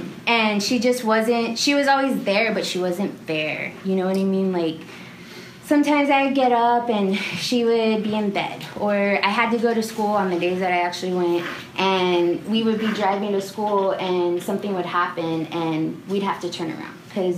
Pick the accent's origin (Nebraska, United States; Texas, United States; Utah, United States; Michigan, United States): Texas, United States; San Antonio; growing up in San Antonio or South Texas